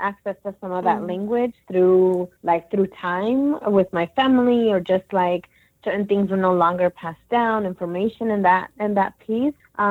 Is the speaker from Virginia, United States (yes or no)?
no; Phoenix, Arizona, United States; also born or lived in Mexico City, Mexico; now in Atlanta, United States; I grew up in Phoenix, Arizona, but I was originally born in La Ciudad de México, a.k.a. Mexico City.